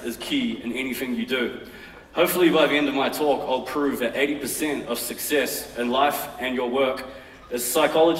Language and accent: English; Auckland, New Zealand; I grew up in West Auckland in a modest but entertaining household.